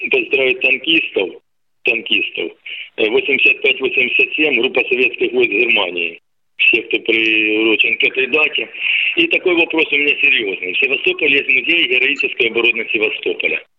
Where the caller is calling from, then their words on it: Samara, Samara Oblast, Russia; из Самара. Я гражданин э, Российской Федерации, так э, я таджик там по национальности.